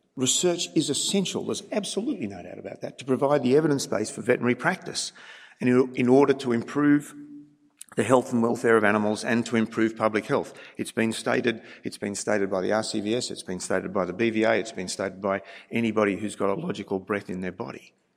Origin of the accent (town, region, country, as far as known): Australia